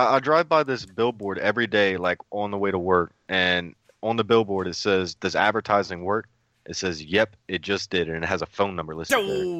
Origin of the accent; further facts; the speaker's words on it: Baton Rouge, Louisiana, United States; From Baton Rouge, man. From Baton Rouge. I'm currently 27, I believe.